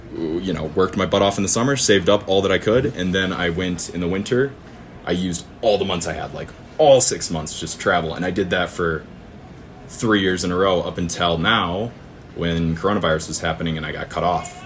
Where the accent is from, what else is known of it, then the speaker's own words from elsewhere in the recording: northern Michigan, United States; we're just two farmers from northern Michigan